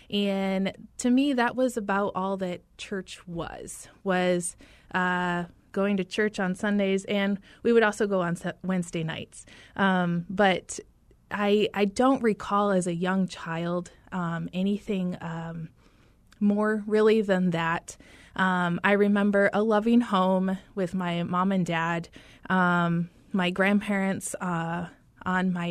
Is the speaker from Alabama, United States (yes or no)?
no; Michigan, United States; So I am originally from Michigan, uh, northern lower Michigan. For anyone familiar with that geography, we like to distinguish where we are. And I grew up in a rural, um, rural community of about 5,000 people.